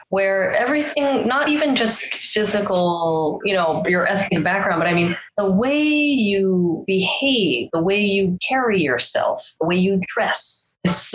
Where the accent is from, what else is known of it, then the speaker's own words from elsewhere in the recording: Canada; So I'm glad. I'm glad that I was raised here in Canada.